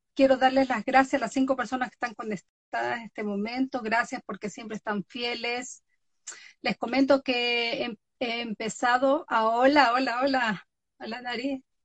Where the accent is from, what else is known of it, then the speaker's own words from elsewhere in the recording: Galápagos Islands, Ecuador; now in Norway; vivo en Noruega, nacida en Ecuador, exactamente en las Islas Galápagos